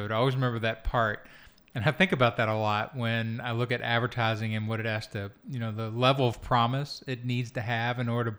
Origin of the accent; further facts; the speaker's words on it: Kentucky, United States; I'm from Kentucky. I did not ignore it. I grew up in it.